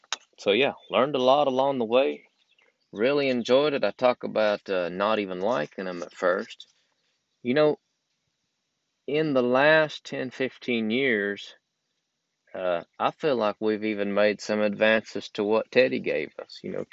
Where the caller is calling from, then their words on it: Georgia, United States; I'm recording from Georgia.